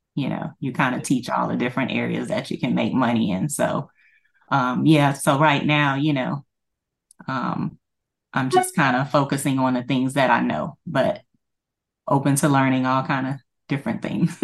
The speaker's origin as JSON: {"language": "English", "region": "Louisiana", "country": "United States", "said": "I am from Louisiana, and, uh, I currently work for the state"}